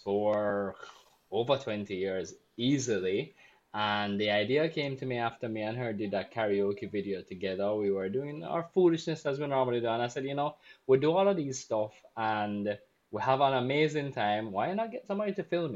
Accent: Jamaica; I'm Jamaican and I actually can't speak any Spanish

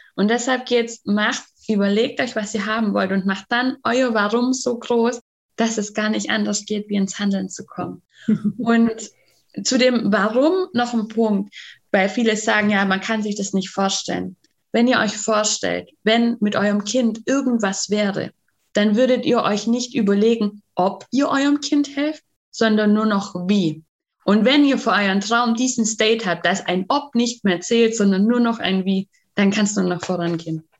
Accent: Bavaria, Germany; Bei uns in Bayern

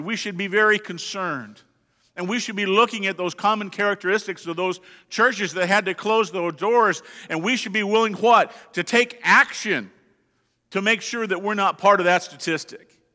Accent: Colorado, United States; moved away; I'm from Colorado.

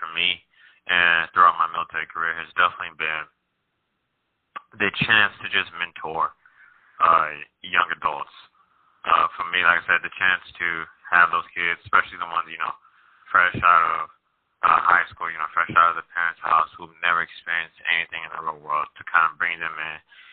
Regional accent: St. Louis, Missouri, United States; moved away as an adult; now in Fort Irwin, United States; Born and raised in St. Louis, Missouri

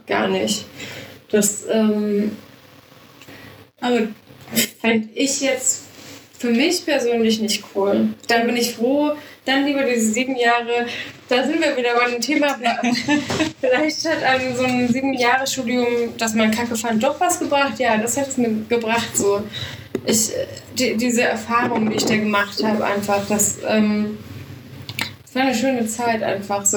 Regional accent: Munich, Bavaria, Germany; ich komme aus München

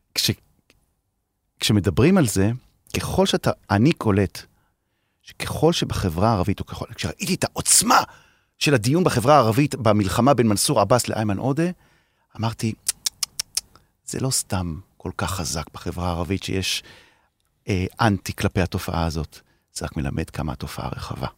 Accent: Haifa, Haifa District, Israel; אני כחיפאי

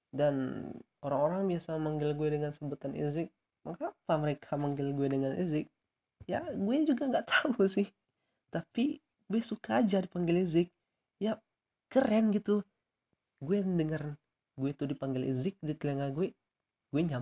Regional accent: Piobang, West Sumatra, Indonesia; Gue tuh lahir di Piobang 19 Juli 2001. Alamat gue itu Sumatera Barat ya.

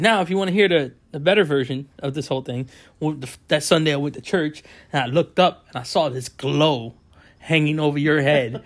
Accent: West Palm Beach, Florida, United States; born and raised in West Palm Beach, Florida

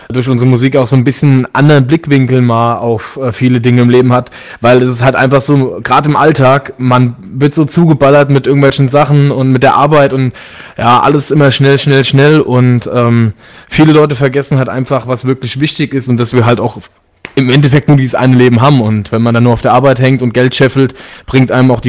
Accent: Limburg, Hesse, Germany; wir ähm, kommen ähm, alle aus der Region, also wir, wir liegen quasi direkt auf der äh, Grenze zu Rheinland-Pfalz. Also ich weiß nicht, ob ihr Limburg, ob euch das was sagt.

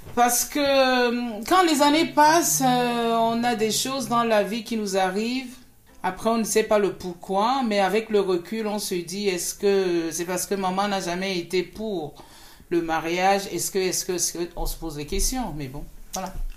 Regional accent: Cameroon; je suis née au Cameroun, j'ai grandi au Cameroun, j'ai fait mes études au Cameroun

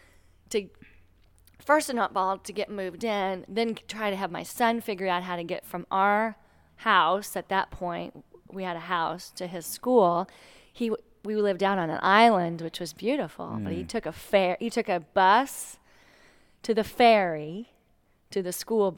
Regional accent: Texas, United States; also born or lived in Connecticut, United States; We're originally Texans, so we're from the South.

